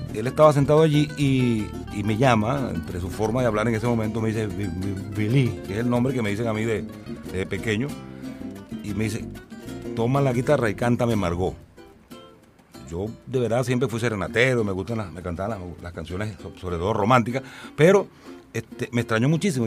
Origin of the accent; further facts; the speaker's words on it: Cumanacoa, Sucre, Venezuela; la Plaza Bolívar allá en Cumanacoa, en mi pueblo